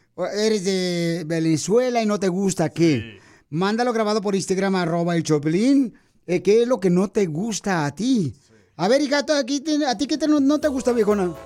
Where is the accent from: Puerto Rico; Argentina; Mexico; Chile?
Mexico; Yo soy mexicano